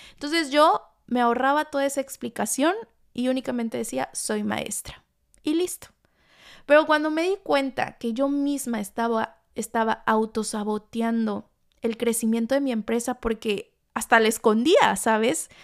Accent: Tlalixcoyan, Veracruz, Mexico; moved away; mi pueblito Tlalixcoyan, en Veracruz

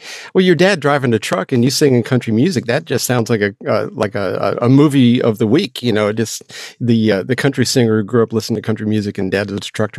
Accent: Georgia, United States; my home state of Georgia.

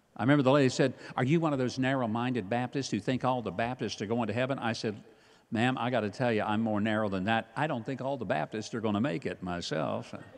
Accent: Hope, Arkansas, United States; I grew up in Hope, Arkansas, home of the world's largest watermelon.

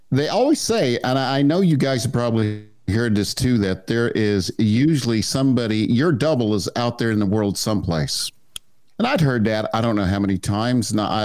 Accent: Wichita, Kansas, United States; Wichita, Kansas. Yep. Yes, I am.

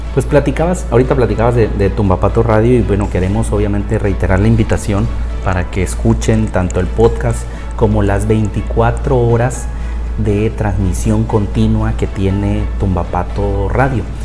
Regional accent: Mexico; nosotros acá en México

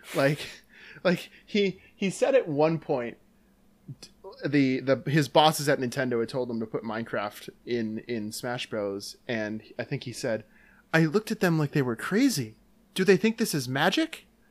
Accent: Dyckesville, Wisconsin, United States; also born or lived in Luxembourg, Wisconsin; I went to school in Luxembourg, Wisconsin, but I'm from Dykesville, Wisconsin, which is nearby

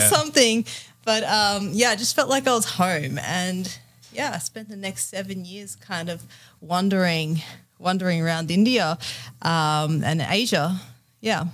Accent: Australia; being here and being in Australia, being Australian, and yeah, it's it's a great country

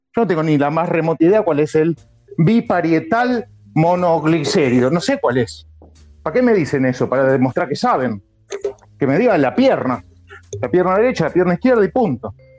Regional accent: Argentina; nosotros acá somos argentinos

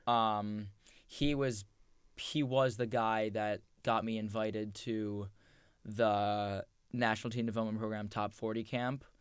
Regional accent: Point Pleasant Beach, New Jersey, United States; we grew up in Point Pleasant Beach. Like. Yep a town one square mile

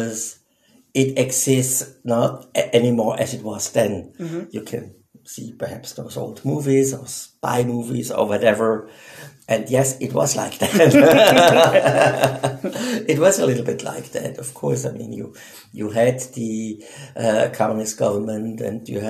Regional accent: Switzerland; first language Swiss German; English is a second language; moved away as an adult; also born or lived in Czech Republic; now in New Delhi, India; I'm from Switzerland, but work right now in New Delhi, India.

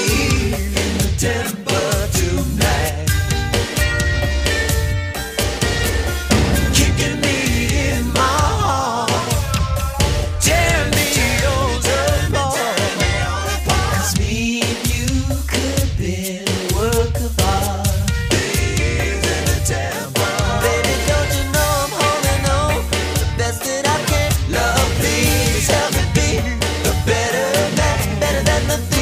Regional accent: Florida, United States; also born or lived in Decatur, Georgia / Atlanta, Georgia; being from Atlanta, growing up in Florida

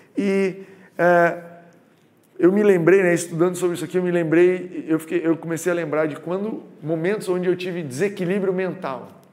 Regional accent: Goiás, Brazil; now in Rio de Janeiro, Brazil; quando eu mudei para o Rio de Janeiro, sou de Goiás

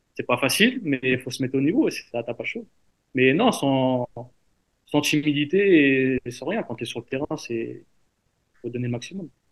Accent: Paris, Île-de-France, France; now in Strasbourg, France; je suis parisien

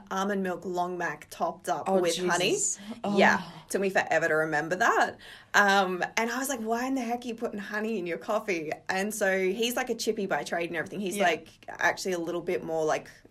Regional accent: Geraldton, Western Australia, Australia; now in Perth, Australia; I was born in Geraldton, kind of initially grew up in Spalding

